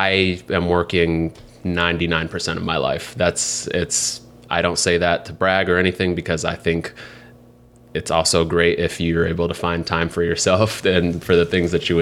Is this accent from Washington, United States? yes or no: yes; Seattle, Washington, United States; now in New York City, United States; I grew up in Seattle, grew up in only public housing my whole life